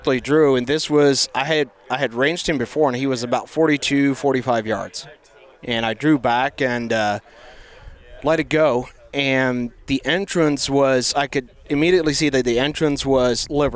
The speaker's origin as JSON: {"language": "English", "area": "Holmes County", "region": "Ohio", "country": "United States", "moved": "as an adult", "lives_now": "Albia, United States", "said": "I'm originally from, I guess, Holmes County, Ohio"}